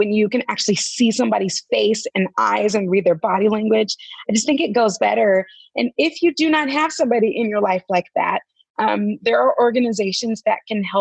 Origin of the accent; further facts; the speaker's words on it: California, United States; now in Tennessee, United States; I'm from California. But I live in Tennessee